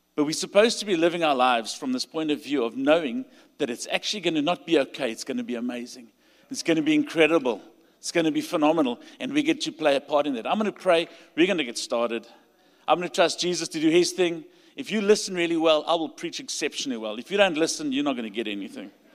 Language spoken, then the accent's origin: English; South Africa; accent: South African; You'll hear by my accent. I'm from South Africa